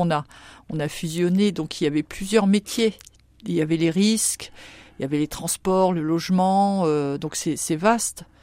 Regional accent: Saint-Avold, Grand Est, France; moved away as an adult; now in Châlons-en-Champagne, France; Je viens de Saint-Avold en Moselle. Mon mari, mes enfants sont nés là-bas. Nous sommes euh, tous de là-bas et nous sommes venus en 99, en oui, 1999.

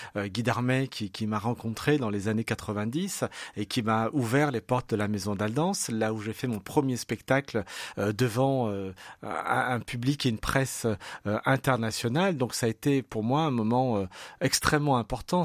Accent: Saint-Priest, Auvergne-Rhône-Alpes, France; also born or lived in Lyon; Je suis Saint-Priote. Hein. J'ai toujours vécu dans cette ville. Je suis né à Lyon, mais, mais j'ai grandi à Saint-Priest.

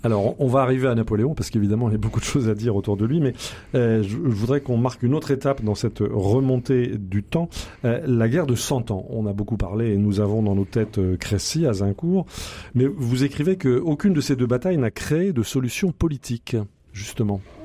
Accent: France; très très méconnue chez nous en France

